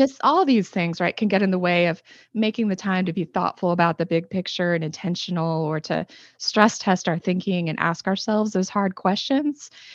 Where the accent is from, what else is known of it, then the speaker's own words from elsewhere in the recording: Northeast Ohio, United States; I'm originally from Northeast Ohio, and, uh, it's very industrialized there